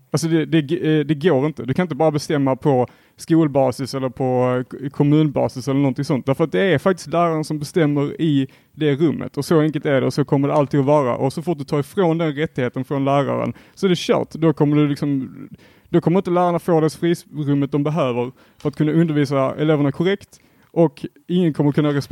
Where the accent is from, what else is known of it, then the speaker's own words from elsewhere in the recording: Helsingborg, Skåne, Sweden; jag är också från Helsingborg